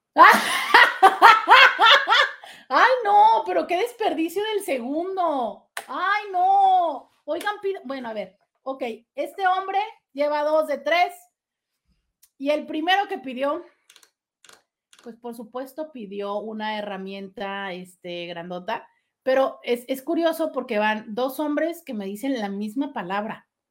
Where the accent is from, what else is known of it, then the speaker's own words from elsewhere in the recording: Tijuana, Baja California, Mexico; Nosotros en Tijuana tenemos un estilo de vida muy desdibujado